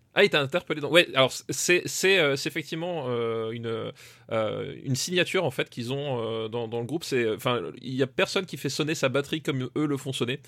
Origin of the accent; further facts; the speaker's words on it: Alsace, Grand Est, France; je viens pas de l'Est, je viens d'Alsace